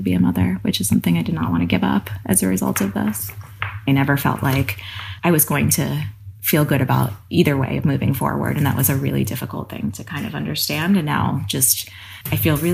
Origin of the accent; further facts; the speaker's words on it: East Coast, United States; now in California, United States; I grew up on the East Coast